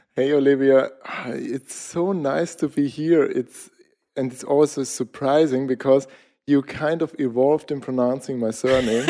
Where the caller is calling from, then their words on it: Austria; I'm calling in from Austria, south of capital, Vienna, middle of Europe